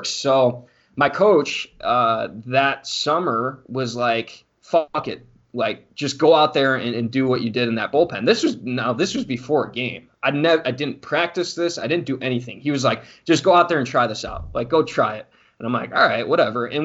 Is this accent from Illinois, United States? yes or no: yes; Mundelein, Illinois, United States; so just a little bit about like growing up in Mundelein. It's a very uh, it's a very diverse culture, like socioeconomic wise.